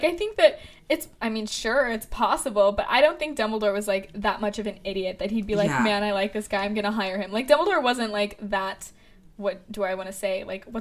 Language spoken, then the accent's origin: English; United States; I'm American